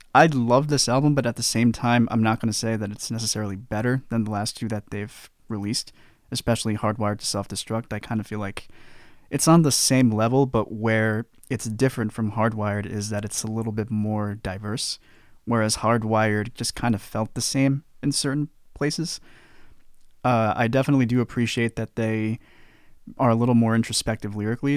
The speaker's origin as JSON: {"language": "English", "country": "United States", "said": "I am as American as they come"}